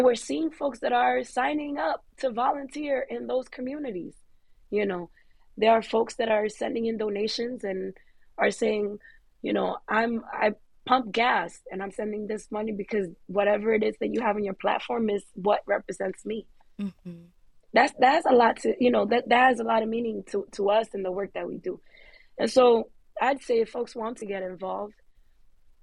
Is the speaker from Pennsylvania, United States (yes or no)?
no; New York, United States; I'm a New Yorker through and through